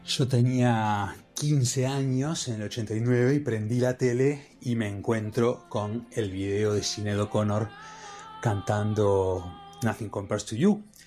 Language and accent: Spanish; Durazno, Uruguay; de Durazno, de donde yo soy, Durazno en el centro de Uruguay